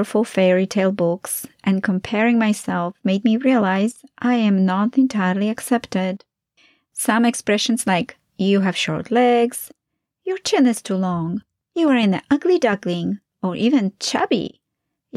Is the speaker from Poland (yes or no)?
yes; Poland; moved away; my early years of growing up in Poland